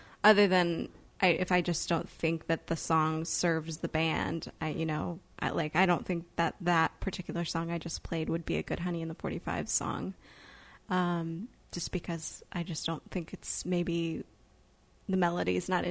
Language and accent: English; Edwardsville, Illinois, United States; now in Chicago, United States; I'm originally from, it's a small town called Edwardsville, but it's near St. Louis. It's still in Illinois.